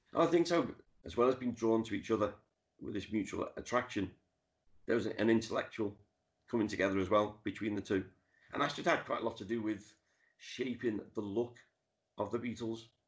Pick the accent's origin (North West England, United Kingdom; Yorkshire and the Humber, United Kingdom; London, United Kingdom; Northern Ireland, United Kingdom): North West England, United Kingdom; Liverpool; I grew up in the Dingle where Ringo's from, went to the school that he went to. Um, I've lived off Penny Lane for over 30 years.